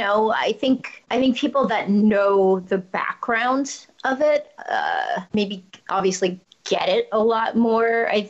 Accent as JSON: {"language": "English", "country": "Germany", "tie": "born or raised there", "second_language": "English", "said": "I learned to speak English when I was six. I mean, I was born in Germany, and that's where I'm from, but I don't think I have an accent."}